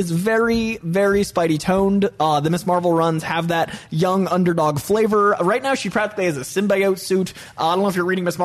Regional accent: Boston, Massachusetts, United States; I'm from Boston.

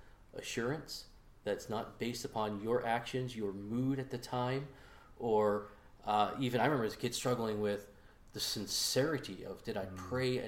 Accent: New England, United States; I grew up in New England, where Dunkin' was born

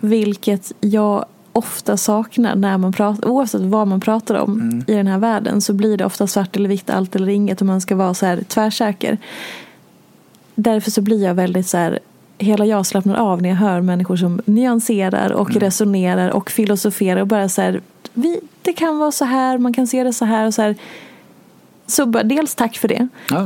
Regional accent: Dalarna County, Sweden; där jag är ifrån i Dalarna

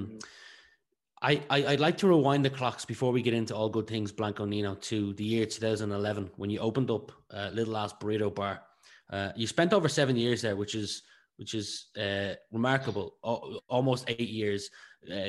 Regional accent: County Meath, Leinster, Ireland; I'm from Retoten, County Meath

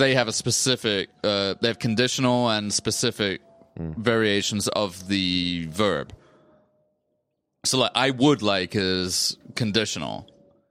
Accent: England, United Kingdom; now in United States; I'm English

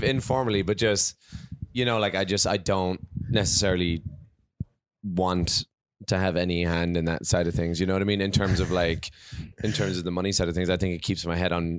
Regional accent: Rathcoole, Leinster, Ireland; But like, I guess ultimately I'm from Dublin, which is like a million people, but I'm kind of 40 minutes outside.

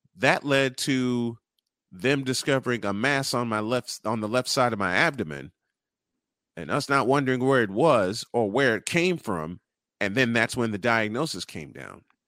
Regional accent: Chicago, Illinois, United States; I'm from Chicago, born and raised

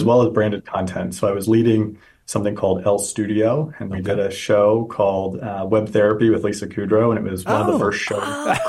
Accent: Pennsylvania, United States; moved away as an adult; also born or lived in Los Angeles; now in Washington, D.C., United States; Actually, I'm from Pennsylvania, so good hometown.

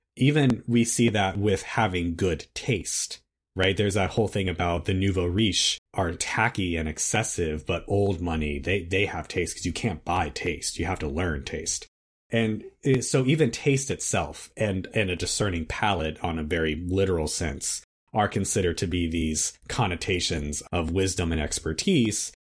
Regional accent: United States; speaking as an American

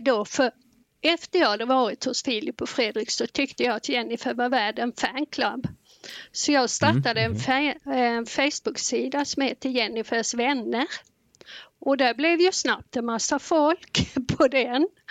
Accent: Blekinge, Sweden; moved away as an adult; now in Vänersborg, Sweden; vi flyttade ner från Blekinge där jag bott i 63 år upp till mm. Vänersborg då, så här har vi bott fyra år

